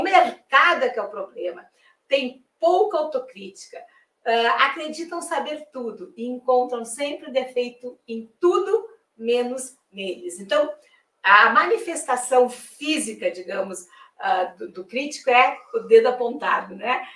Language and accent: Portuguese; Rio Grande do Sul, Brazil; now in Salvador, Brazil; eu sou gaúcha